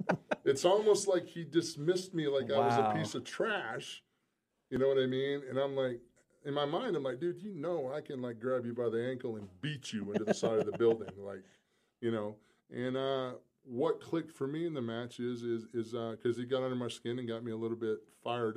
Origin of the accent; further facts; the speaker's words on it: South Carolina, United States; I'm still from South Carolina. I mean, I'm a small town kid